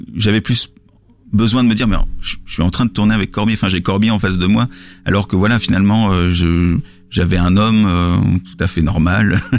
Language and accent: French; Lille, Hauts-de-France, France; je, suis pas parisien, je suis lillois